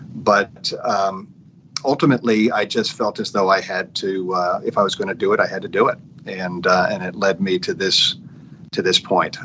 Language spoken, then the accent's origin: English; Montclair, New Jersey, United States; moved away as an adult; now in Washington, DC, United States; I grew up in Montclair, New Jersey, youngest of six kids